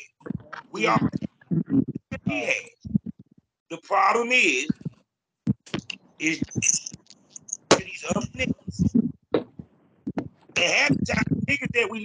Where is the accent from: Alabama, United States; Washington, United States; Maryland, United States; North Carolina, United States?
North Carolina, United States; I come from North Carolina.